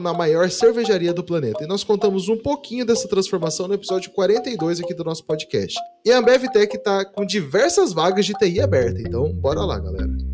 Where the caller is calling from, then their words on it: Curitiba, Paraná, Brazil; eu falo de Curitiba